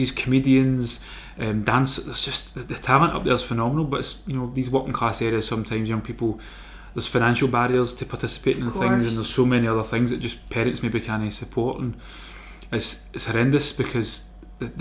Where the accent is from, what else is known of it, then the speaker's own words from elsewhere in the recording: Glasgow, Scotland, United Kingdom; Castlemilk there where I grew up